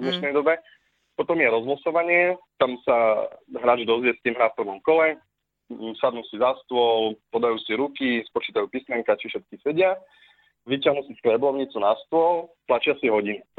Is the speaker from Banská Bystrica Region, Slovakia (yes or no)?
no; Bratislava, Bratislava Region, Slovakia; Ja som z Bratislavy